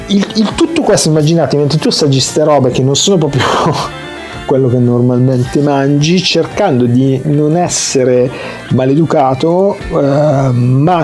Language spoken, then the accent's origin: Italian; Italy; sono italiano